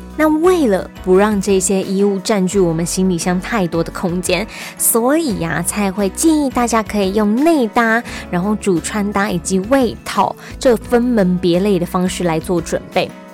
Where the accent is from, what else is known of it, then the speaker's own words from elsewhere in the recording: Taipei, Taiwan; now in Taichung, Taiwan; 在台中久了之后，偶尔回去一下台北